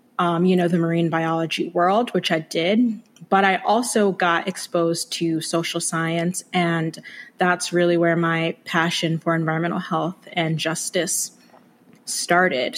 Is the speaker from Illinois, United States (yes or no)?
no; Chester, Virginia, United States; moved away as an adult; also born or lived in Brooklyn, New York; now in Maryland, United States; I was born in Brooklyn, New York, but I spent a good amount of my youth, so middle school and high school, in Chester, Virginia, which is just south of Richmond